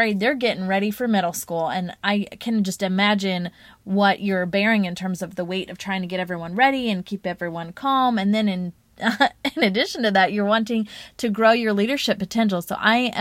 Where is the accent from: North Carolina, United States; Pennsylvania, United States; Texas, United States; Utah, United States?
North Carolina, United States; Charlotte; my hometown, Charlotte, North Carolina